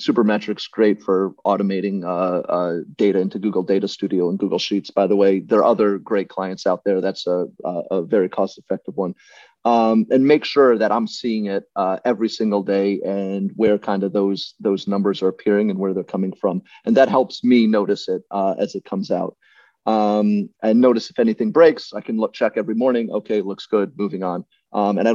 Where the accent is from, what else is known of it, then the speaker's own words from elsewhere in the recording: Virginia, United States; growing up in Virginia